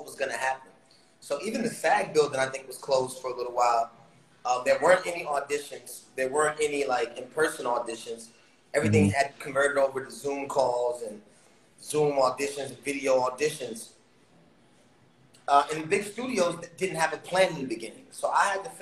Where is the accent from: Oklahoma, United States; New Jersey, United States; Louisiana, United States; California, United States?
New Jersey, United States; New Brunswick; I come from New Brunswick.